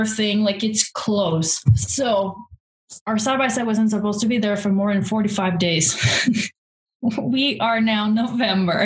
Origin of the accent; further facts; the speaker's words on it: Quebec, Canada; moved away as an adult; also born or lived in Montreal, Canada; now in Alberta, Canada; I'm from Quebec. I lived in Montreal while I was racing as well